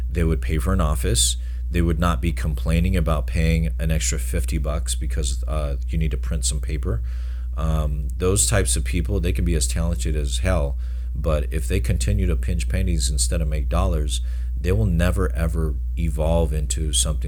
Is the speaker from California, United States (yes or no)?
yes; Pomona, California, United States; I grew up in Pomona